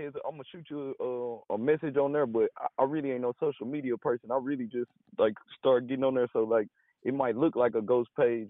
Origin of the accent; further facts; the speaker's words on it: Dallas, Texas, United States; I'm from Dallas.